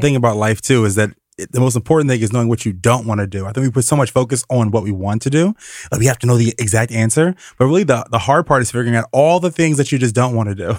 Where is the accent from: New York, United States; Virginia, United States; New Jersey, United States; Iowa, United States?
Virginia, United States; Richmond; I'm from Richmond, Virginia